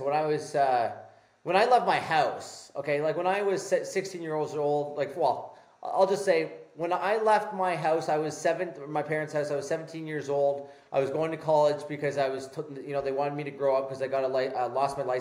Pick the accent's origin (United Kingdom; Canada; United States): Canada; I'm Canadian